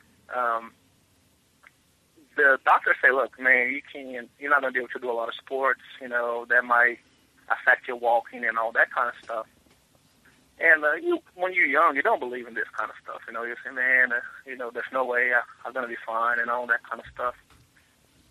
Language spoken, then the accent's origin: English; Rio de Janeiro, Brazil; now in Hammond, United States; I'm originally from Rio de Janeiro